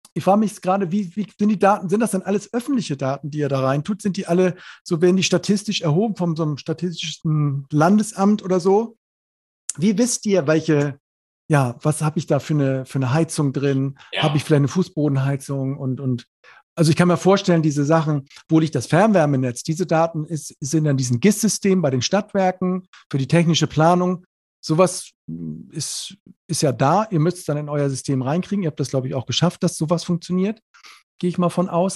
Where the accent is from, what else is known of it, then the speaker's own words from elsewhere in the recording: Neumünster, Schleswig-Holstein, Germany; ich komme aus Neumünster, ist ja Schleswig-Holstein da oben